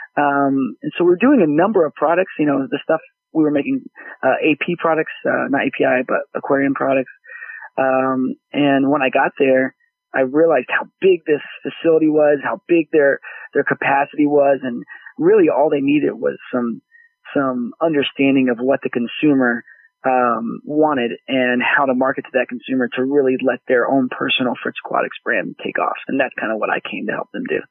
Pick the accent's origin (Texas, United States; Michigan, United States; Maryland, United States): Texas, United States; Dallas; growing up in Dallas